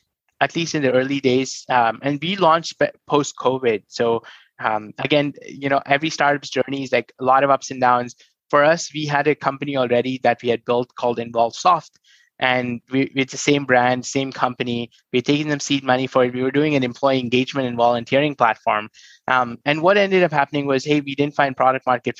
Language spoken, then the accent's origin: English; New Delhi, Delhi, India; I come from New Delhi, born in a very humble family